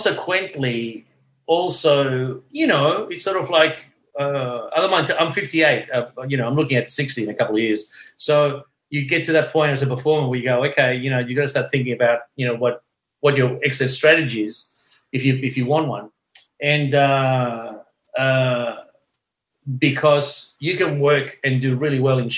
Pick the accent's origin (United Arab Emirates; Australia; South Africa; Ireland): Australia